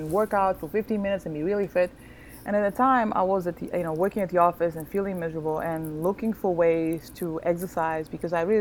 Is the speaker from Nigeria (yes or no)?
no; Angola; born there; also born or lived in Netherlands; I was born in Angola, in Southwest Africa. I like to call myself a citizen of the world because I have lived in many, many places, including the United States.